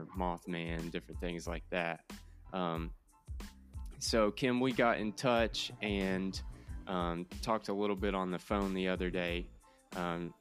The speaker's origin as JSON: {"language": "English", "region": "Eastern Kentucky", "country": "United States", "moved": "yes", "lives_now": "Central Kentucky, United States", "said": "We're from Eastern Kentucky originally. Now we live in Central Kentucky"}